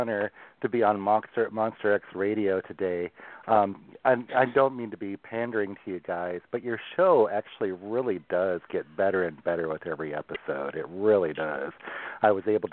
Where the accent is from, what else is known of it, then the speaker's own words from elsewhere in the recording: Newberg, Oregon, United States; also born or lived in Newport, Oregon; I was born in the Pacific Northwest. I was born down in Newport, Oregon. And then we moved inland when I was about 2 years old to Newburgh, just west of Portland